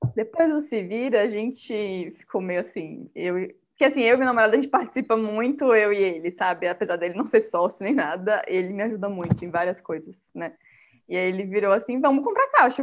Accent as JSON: {"language": "Portuguese", "town": "Salvador", "region": "Bahia", "country": "Brazil", "moved": "as an adult", "said": "eu não sou daqui, eu sou de Salvador"}